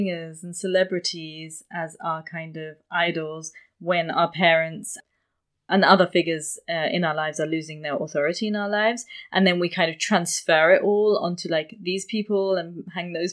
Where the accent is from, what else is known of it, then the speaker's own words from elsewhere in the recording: London, United Kingdom; where I grew up in London